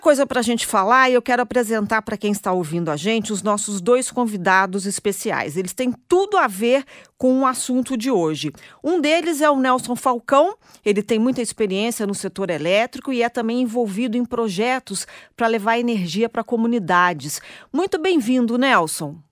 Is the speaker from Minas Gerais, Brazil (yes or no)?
yes; Juiz de Fora, Minas Gerais, Brazil; eu sou mineira de Juiz de Fora